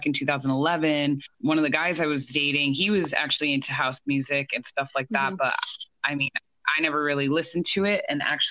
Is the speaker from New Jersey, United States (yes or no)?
yes; New Jersey, United States; I'm from New Jersey.